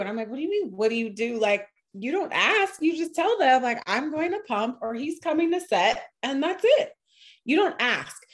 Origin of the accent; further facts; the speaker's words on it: New York, United States; moved away; also born or lived in California; I'm a New Yorker and I've lived in Cali.